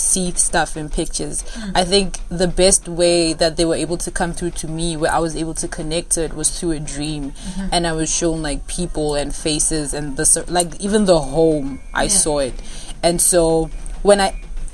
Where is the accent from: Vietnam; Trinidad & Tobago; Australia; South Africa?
South Africa; Pretoria, Gauteng; moved away as an adult; also born or lived in California; I'm originally from Mamelodi in Pretoria.